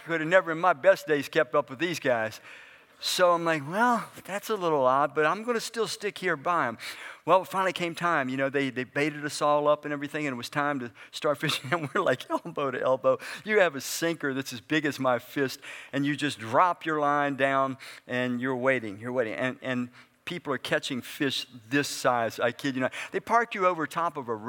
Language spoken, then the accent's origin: English; Washington, District of Columbia, United States; moved away as an adult; also born or lived in Frederick, Maryland; now in Brunswick, United States; I grew up in Southeast Washington